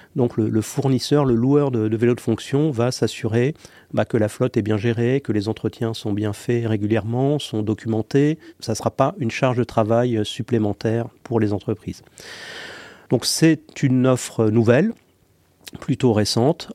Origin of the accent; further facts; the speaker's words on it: Paris, Île-de-France, France; je suis parisien